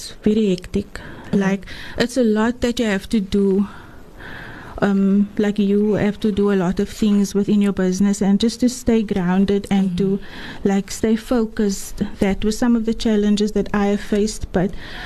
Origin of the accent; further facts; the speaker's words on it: Atlantis, Western Cape, South Africa; now in Bellville, South Africa; I'm from Atlantis, originally from Atlantis. I grew up there and I'm currently living in Bellville.